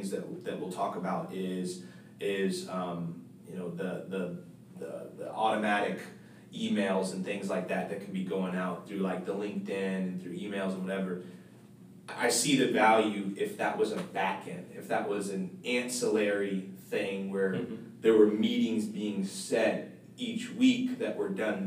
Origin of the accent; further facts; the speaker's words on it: St. Petersburg, Florida, United States; I'm originally from St. Pete, Tampa area